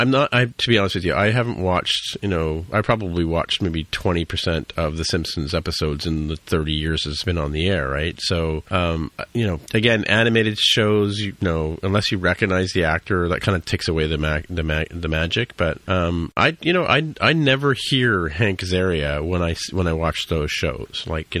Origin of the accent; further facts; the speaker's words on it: India; also born or lived in England; I was born in England and we went to India when I was three